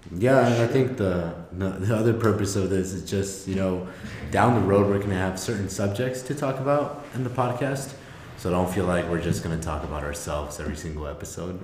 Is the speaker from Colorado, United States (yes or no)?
yes; Avon, Colorado, United States; also born or lived in Chalchihuites, Zacatecas, Mexico; I was raised in Avon